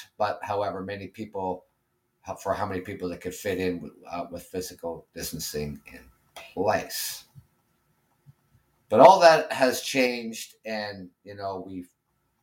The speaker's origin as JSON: {"language": "English", "region": "Ontario", "country": "Canada", "said": "I'm from Ontario, Canada"}